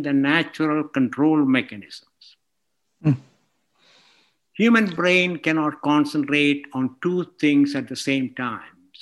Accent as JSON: {"language": "English", "country": "India", "tie": "born or raised there", "also_born_or_lived": "Scotland / Texas, United States", "moved": "as an adult", "lives_now": "Portland, United States", "said": "I grew up in India."}